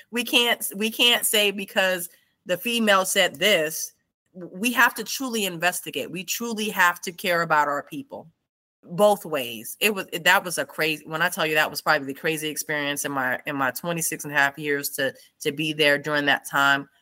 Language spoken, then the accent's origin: English; New York City, New York, United States; moved away as an adult; born and raised in New York City.